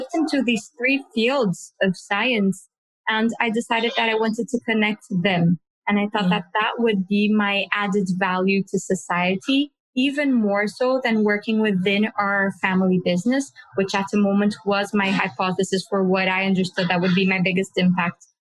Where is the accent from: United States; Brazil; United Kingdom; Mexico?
Brazil; I was born in Brazil